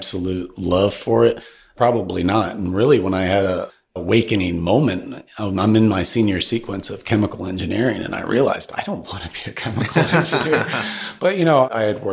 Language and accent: English; northern Alabama, United States; also born or lived in Detroit area, Michigan / Texas; Grew up in Alabama